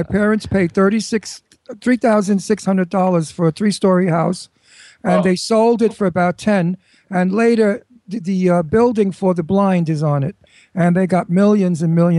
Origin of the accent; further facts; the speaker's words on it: New York City, New York, United States; accent: Brooklyn; Okay, I was born in Red Hook, actually, for a minute, and then we moved to Brooklyn Heights, where we owned a beautiful house right on the road there, overlooking the river and Manhattan.